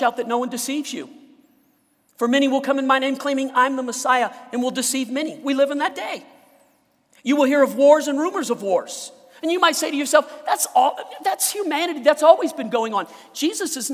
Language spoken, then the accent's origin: English; Louisiana, United States; now in Colorado, United States; I was born in Louisiana, right by the Gulf, where they get hurricanes